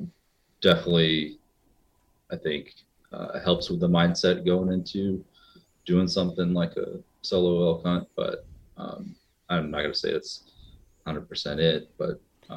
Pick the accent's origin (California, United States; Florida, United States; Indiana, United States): Indiana, United States; also born or lived in New York City; I grew up in Indiana, but I also grew up in New York City.